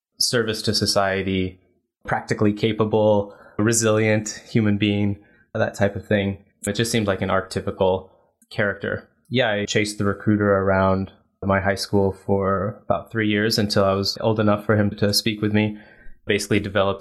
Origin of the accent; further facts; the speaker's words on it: Burlingame, California, United States; I grew up in the Bay Area, so it was a great town, Burlingame